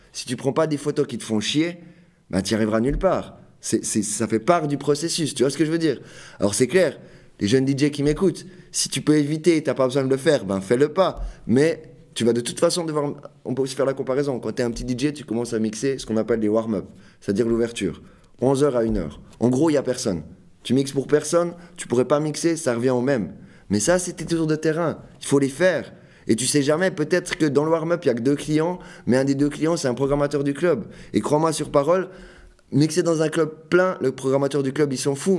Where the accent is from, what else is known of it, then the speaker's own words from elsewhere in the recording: Fribourg, Switzerland; je viens de Fribourg